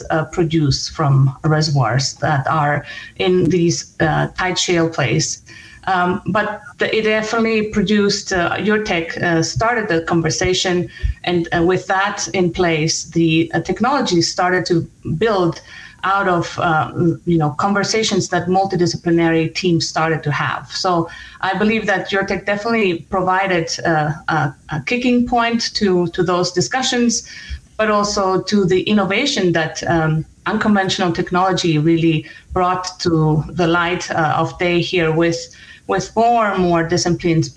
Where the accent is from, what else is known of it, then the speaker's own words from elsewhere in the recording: Denver, Colorado, United States; my hometown